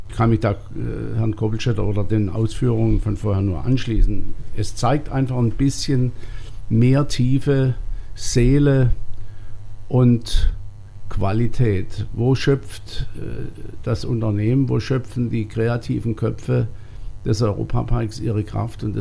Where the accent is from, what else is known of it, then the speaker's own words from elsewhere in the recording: Waldkirch, Baden-Württemberg, Germany; now in Rust, Germany; Ich bin ja in Waldkirch aufgewachsen und hätte mir nie vorstellen wollen, dass ich mal in Rust mein ganzes Leben verbringe, auch dort lebe, wohne, die Kinder dort zur Schule gehen.